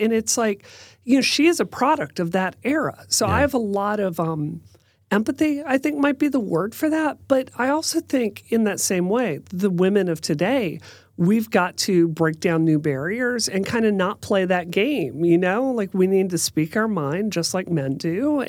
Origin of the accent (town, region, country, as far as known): Mississippi, United States; born or raised there; moved away as an adult; also born or lived in West Virginia / Washington, D.C.